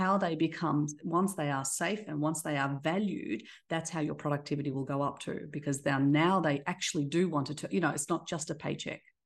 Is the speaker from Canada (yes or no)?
no; Australia; accent: Australian; moved away as an adult; also born or lived in Black Sea coast; now in Dallas, United States; I have an Australian accent, so I was raised in Australia. I was born on the coast of the Black Sea, so an immigrant once, and then now I live in Dallas